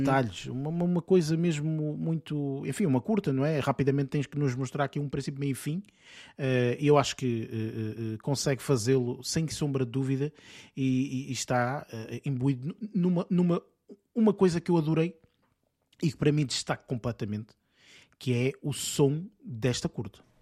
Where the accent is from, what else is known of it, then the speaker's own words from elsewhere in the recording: Portugal; nós temos às vezes portugueses